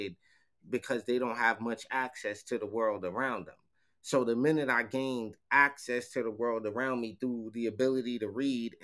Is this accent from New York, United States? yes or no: yes; Mount Vernon, New York, United States; born or raised there